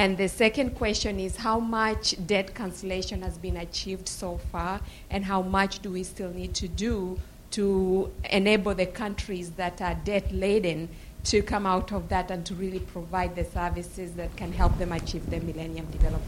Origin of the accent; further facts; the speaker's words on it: Kenya; from Kenya, and as a Kenyan